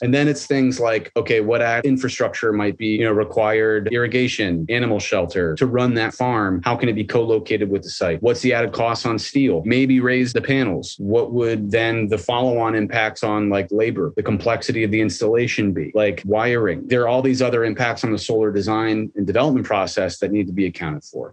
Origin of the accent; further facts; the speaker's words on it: Midwest, United States; I'm from the Midwest, so sure, I can talk folksy or whatever, but like I didn't grow up on a farm